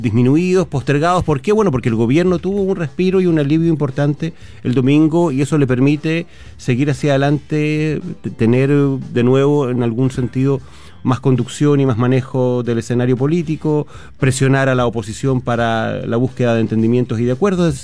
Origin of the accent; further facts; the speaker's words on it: Chile; como buenos chilenos que somos